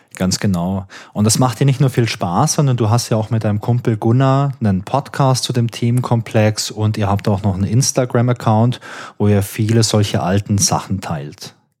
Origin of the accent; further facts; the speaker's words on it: Karlsruhe, Baden-Württemberg, Germany; Ich komme auch aus Karlsruhe, genau wie